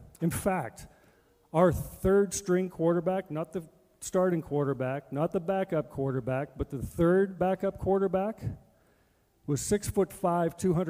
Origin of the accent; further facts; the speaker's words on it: Edmonton, Alberta, Canada; Now, I'm from Edmonton, and I'm playing for Calgary, and we're not good.